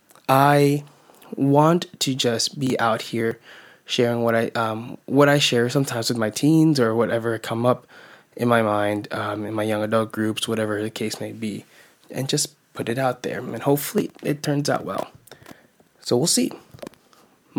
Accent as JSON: {"language": "English", "country": "United States", "tie": "born or raised there", "said": "I'm a Filipino-American, born and raised in America, first generation"}